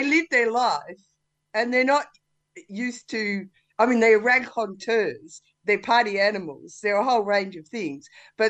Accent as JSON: {"language": "English", "town": "Warrnambool", "region": "Victoria", "country": "Australia", "tie": "born or raised there", "said": "because I was brought up in Warrnambool, and I'm younger than a lot of the people in this film."}